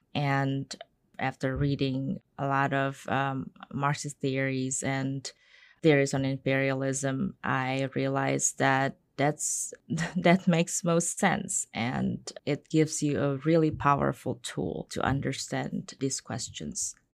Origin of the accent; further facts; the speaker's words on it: Indonesia; now in United States; I'm from Indonesia.